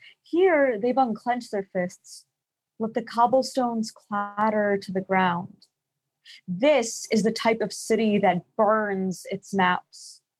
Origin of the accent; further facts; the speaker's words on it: New York City, New York, United States; I go by …, and I am 17. I'm from New York City. I'm from Staten Island.